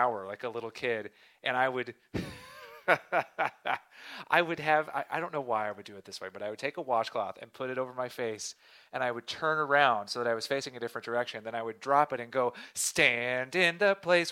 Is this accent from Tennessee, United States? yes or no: yes; Southeast Tennessee, United States; growing up in Southeast Tennessee